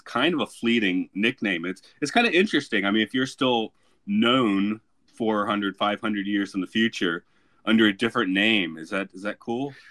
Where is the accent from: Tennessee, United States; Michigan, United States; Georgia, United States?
Georgia, United States; Atlanta; growing up in Georgia